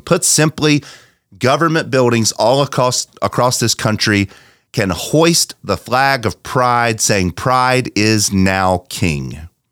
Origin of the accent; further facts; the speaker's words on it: United States; our American forefathers